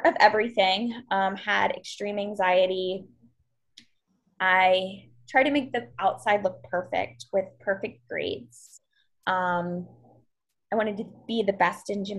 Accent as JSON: {"language": "English", "region": "Western Maryland", "country": "United States", "said": "I am from Maryland, originally from a small little town in Western Maryland, but I'm a little bit closer to Baltimore now"}